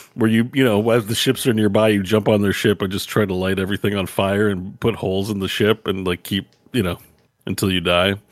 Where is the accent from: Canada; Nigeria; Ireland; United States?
Canada; I'm a Canadian, so we have American keyboard, in French.